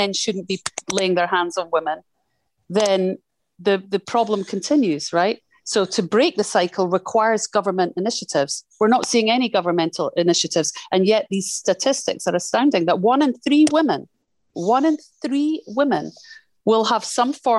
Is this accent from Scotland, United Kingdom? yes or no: yes; Scotland, United Kingdom; being Scottish growing up in Thatcher's Britain